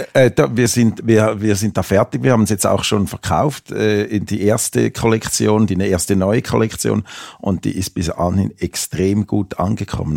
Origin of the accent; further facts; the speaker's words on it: Switzerland; moved away as an adult; also born or lived in Amsterdam; now in Metzingen, Germany; ich bin ja aus der Schweiz